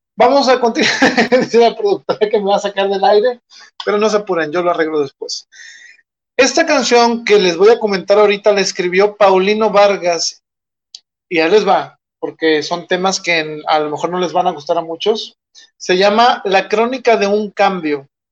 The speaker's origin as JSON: {"language": "Spanish", "country": "Mexico"}